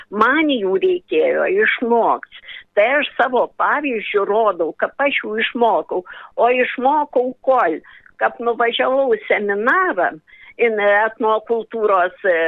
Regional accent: Dzūkija, Lithuania; accent: Dzūkian

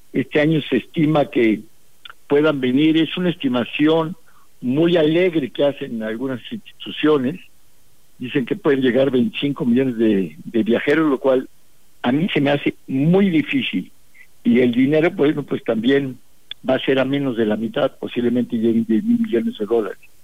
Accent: San Luis Potosí, Mexico; siendo yo de la capital

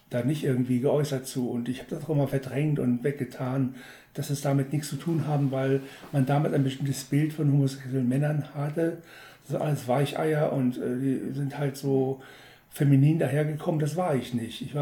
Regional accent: Wolfsburg, Lower Saxony, Germany; in unserer damaligen Kirchengemeinde in Wolfsburg, wo ich herkomme

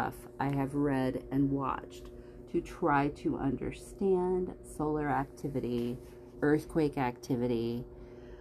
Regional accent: California, United States; moved away; I was growing up in California, and when I moved away from there

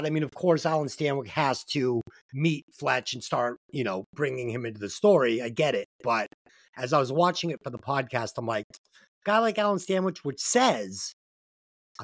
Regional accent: Boston, Massachusetts, United States; Boston Bar. One of the bars in my hometown

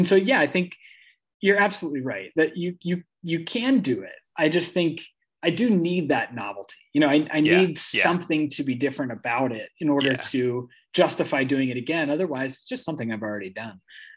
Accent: Midwest, United States; because I was raised in the Midwest, and that's like, you know, it's all about appearances

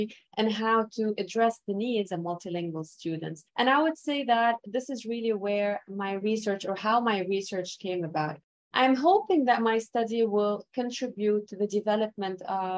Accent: Lebanon; first language Arabic; English is a second language; moved away as an adult; now in Montreal, Canada; I was born and raised in Lebanon

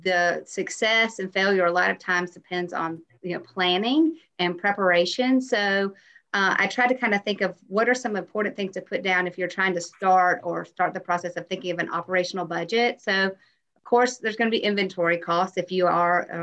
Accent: Tennessee, United States; moved away as an adult; also born or lived in Atlanta, Georgia; now in Auburn, United States; I am from Tennessee originally

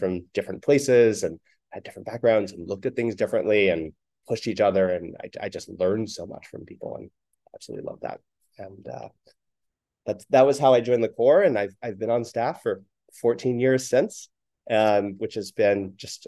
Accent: Oakland, California, United States; When I was in the fifth grade growing up in Oakland

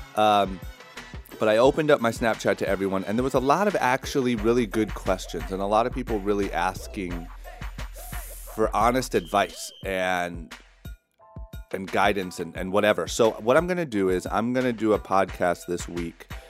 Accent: Ohio, United States; growing up in Ohio

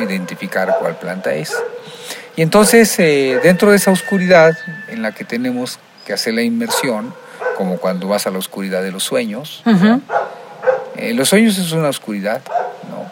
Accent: Mexico; nosotros como mexicanos tenemos una idiosincrasia

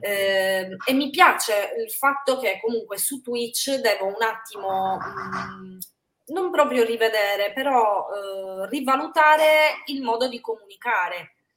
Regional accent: Sardinia, Italy; moved away; in realtà solo io sono sarda

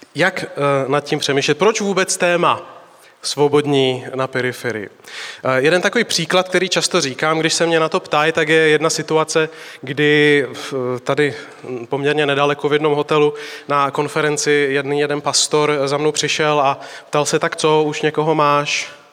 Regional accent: Slovakia; now in Prague, Czech Republic; jsem od baptistů z Prahy, jinak jsem ze Slovenska

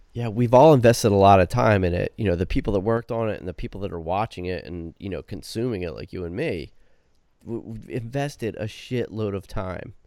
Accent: New Jersey, United States; I'm from New Jersey

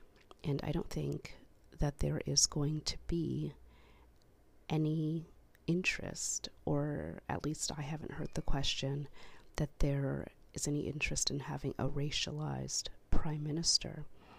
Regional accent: Canada; I am both Black and I am Canadian.

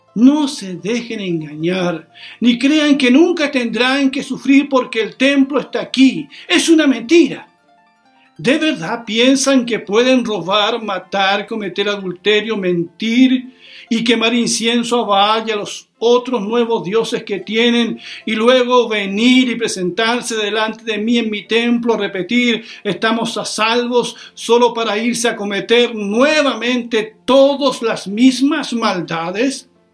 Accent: Chile; Somos ciudadanos de Chile

